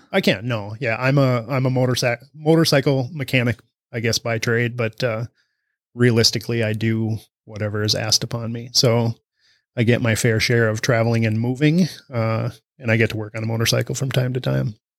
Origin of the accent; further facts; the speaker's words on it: Almena, Wisconsin, United States; from Amory, Wisconsin. local guy